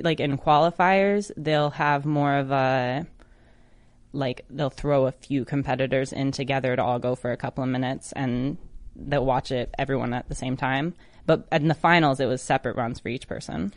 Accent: Michigan, United States; my home state in Detroit, Michigan. I drove over to Detroit from Kalamazoo

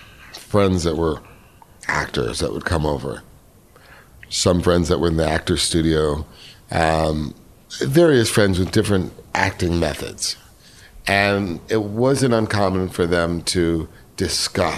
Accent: New York City, New York, United States; moved away; I was raised in New York City

